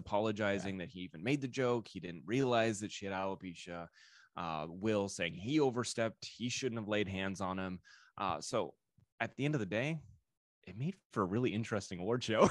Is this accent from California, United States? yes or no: yes; Orange County, California, United States; also born or lived in Denver, Colorado; I'm from Orange County, well, originally from Denver, but I lived in Orange County, uh, went to high school out here